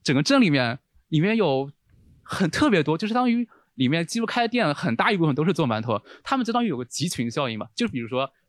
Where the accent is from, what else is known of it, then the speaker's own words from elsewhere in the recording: Taizhou, Zhejiang, China; 西荣记里面就有很多台地台州美食，比如